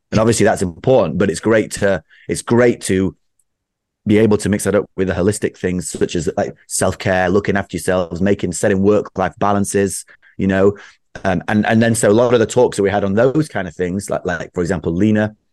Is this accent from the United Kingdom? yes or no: yes; United Kingdom; I'm typically British